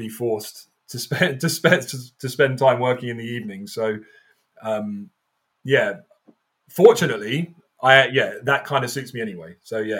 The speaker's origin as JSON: {"language": "English", "town": "Croydon", "region": "London", "country": "United Kingdom", "tie": "born or raised there", "said": "I grew up in Croydon"}